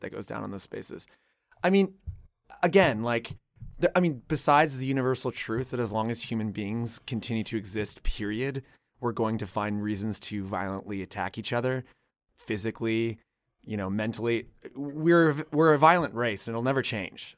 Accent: Canada; I'm from Canada

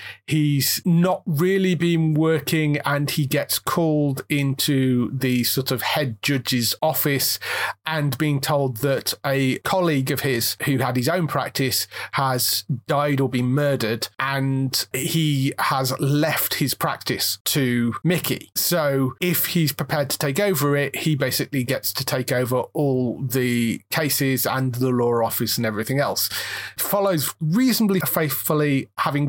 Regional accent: United Kingdom; we're British

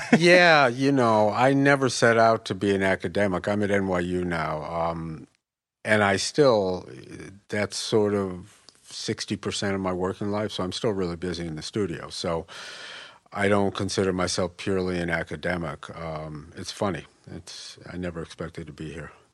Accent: Westchester, New York, United States; moved away as an adult; also born or lived in Chicago / Saint Louis / San Francisco; moved to Westchester, twenty miles north of the city when I was three. Pretty much grew up there

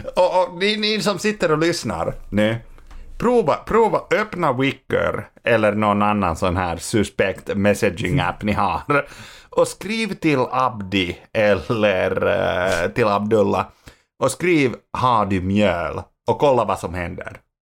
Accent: Finland; now in Sweden; jag var hemma i Finland

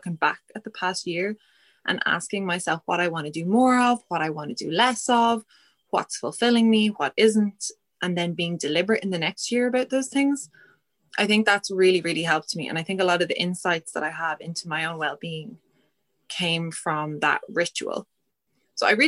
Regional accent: Ireland; we're Irish

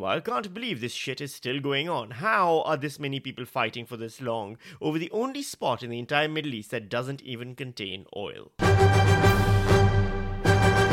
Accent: Pakistan; now in Australia; I'm a Pakistani

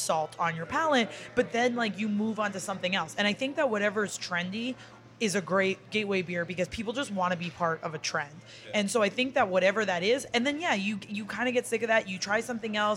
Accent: Massachusetts, United States; I'm from Massachusetts

